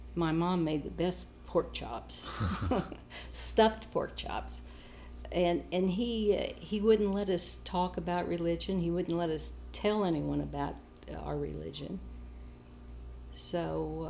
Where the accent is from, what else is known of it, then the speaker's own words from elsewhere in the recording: Manhattan, Kansas, United States; moved away; also born or lived in Germany; I was raised in Manhattan, Kansas